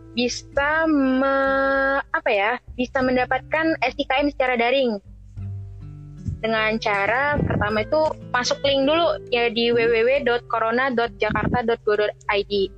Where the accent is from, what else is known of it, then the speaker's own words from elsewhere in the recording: Medan, North Sumatra, Indonesia; moved away; gue dari Medan